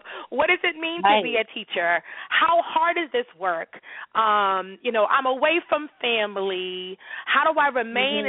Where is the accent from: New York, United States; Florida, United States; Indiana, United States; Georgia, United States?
New York, United States; New York City; growing up in New York City